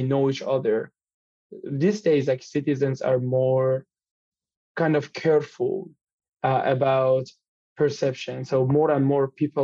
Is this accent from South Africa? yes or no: no; Iran; moved away as an adult; now in Canada; I'm from Iran